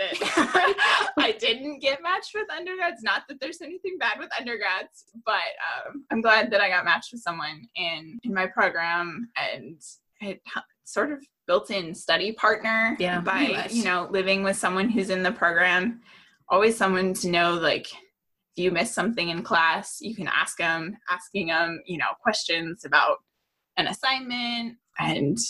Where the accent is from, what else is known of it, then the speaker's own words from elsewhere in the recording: California, United States; moved away as an adult; now in Slippery Rock, United States; I am born and raised in California